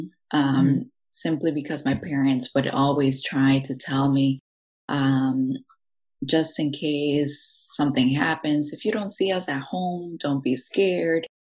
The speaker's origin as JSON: {"language": "English", "town": "Aurora", "country": "United States", "tie": "born or raised there", "said": "I was born and raised in Aurora. I consider myself Mexican American, and living in this country, knowing both cultures, I think that's really important to have."}